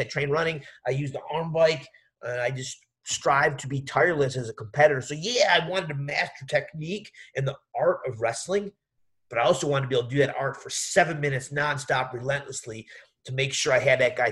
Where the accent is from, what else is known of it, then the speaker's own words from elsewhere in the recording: West Virginia, United States; I grew up training in West Virginia